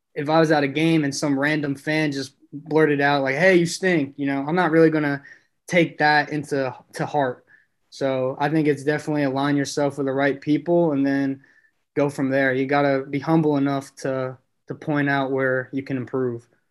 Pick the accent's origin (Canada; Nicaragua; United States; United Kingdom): United States; New York City, New York; growing up in Brooklyn